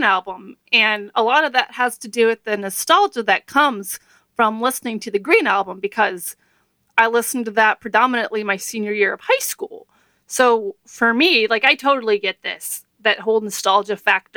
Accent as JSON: {"language": "English", "region": "Texas", "country": "United States", "said": "I'm from Texas, so a long drive to me is like a day trip is Austin, which is 3 hours away."}